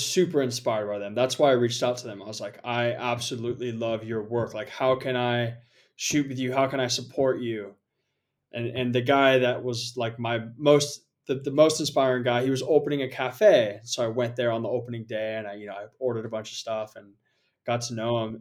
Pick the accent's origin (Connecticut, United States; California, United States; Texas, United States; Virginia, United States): California, United States; San Jose; moved away as an adult; also born or lived in Portland, Oregon / Japan / Bali; I originally grew up in San Jose, California, so just about an hour south of San Francisco.